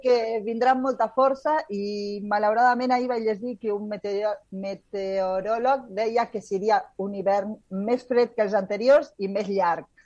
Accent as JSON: {"language": "Catalan", "town": "Rosario", "region": "Santa Fe", "country": "Argentina", "tie": "born or raised there", "moved": "yes", "said": "jo sóc nascuda a Rosario i a Rosario, Argentina"}